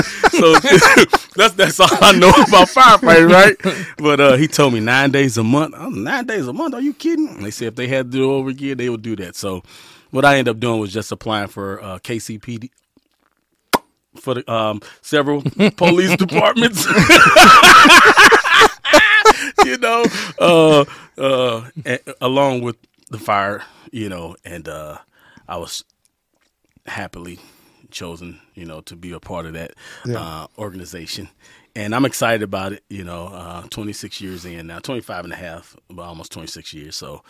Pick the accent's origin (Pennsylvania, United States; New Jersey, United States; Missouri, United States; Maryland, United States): Missouri, United States; St. Louis; All right. From St. Louis, Missouri. Graduated in 1993 high school.